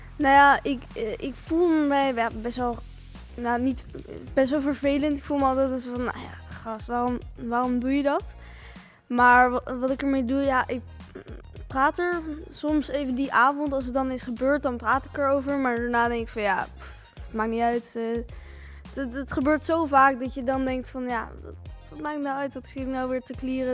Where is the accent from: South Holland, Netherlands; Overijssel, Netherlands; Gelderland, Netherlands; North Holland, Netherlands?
South Holland, Netherlands; Rotterdam; ik kom uit Telshaven